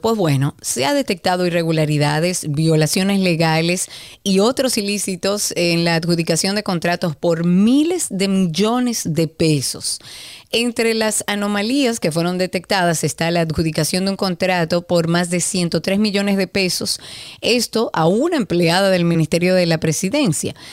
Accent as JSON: {"language": "Spanish", "country": "Dominican Republic", "said": "nosotros como dominicanos"}